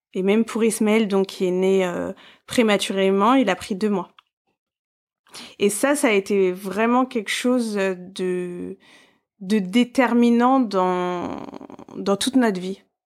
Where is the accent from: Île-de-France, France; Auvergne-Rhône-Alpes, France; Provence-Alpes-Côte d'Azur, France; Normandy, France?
Île-de-France, France; Paris; je suis parisienne